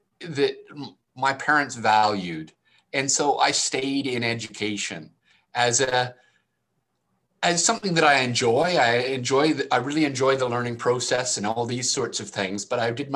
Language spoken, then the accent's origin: English; Canada; I'm Canadian.